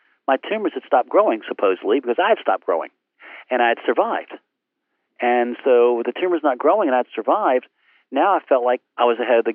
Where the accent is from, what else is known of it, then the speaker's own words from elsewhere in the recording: Portsmouth, Virginia, United States; homebound teaching in Portsmouth, my hometown